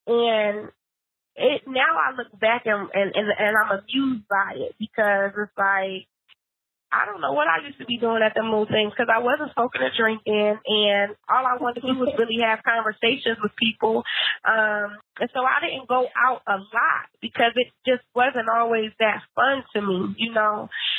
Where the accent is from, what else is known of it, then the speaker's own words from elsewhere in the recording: Philadelphia, Pennsylvania, United States; because I'm a little hood, because I'm from Philly, you know.